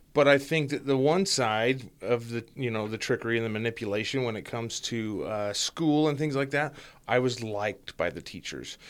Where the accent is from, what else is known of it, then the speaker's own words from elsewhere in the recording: Ogden, Utah, United States; moved away as an adult; born and raised in Ogden, Utah